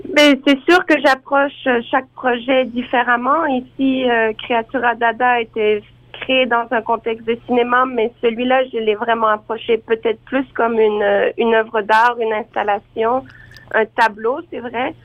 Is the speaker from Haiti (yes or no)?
no; Outaouais, Quebec, Canada; also born or lived in France; je suis originaire de la région de l'Outaouais, donc vers Gatineau